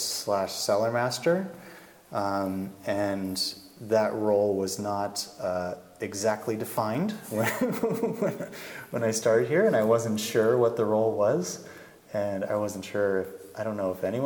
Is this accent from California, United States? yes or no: yes; Bay Area, California, United States; now in Oregon, United States; I'm from California originally, and the pace of life here is a little bit more comfortable for me. Things are a little faster in California, especially in the Bay Area where I'm from